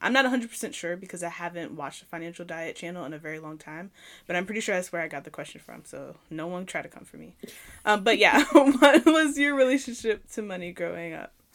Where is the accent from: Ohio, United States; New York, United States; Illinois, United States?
New York, United States; moved away; also born or lived in Virginia; I'm from New York originally, so I just lived in a lot of apartments. I never lived in a house until we moved to Virginia